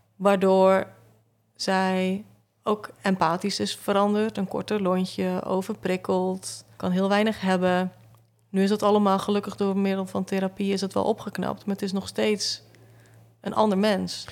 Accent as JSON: {"language": "Dutch", "region": "Zeelandic Flanders", "country": "Netherlands", "moved": "yes", "lives_now": "Tilburg, Netherlands", "said": "ik kom uit Zeeuws-Vlaanderen"}